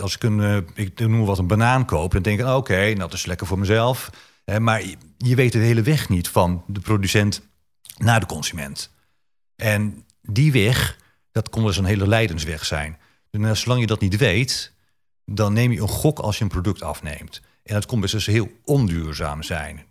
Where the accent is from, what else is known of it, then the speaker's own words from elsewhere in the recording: Bible Belt, Netherlands; ik kom uit de Bijbelbelt